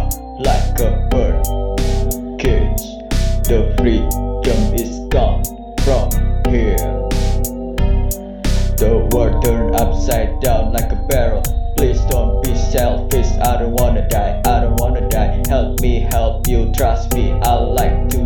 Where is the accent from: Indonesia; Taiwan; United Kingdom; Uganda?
Indonesia; Blitar, East Java; now in Surabaya, Indonesia; My age right now is about 21 years old. I was born in August 13, 1999 in a small town of Blitar.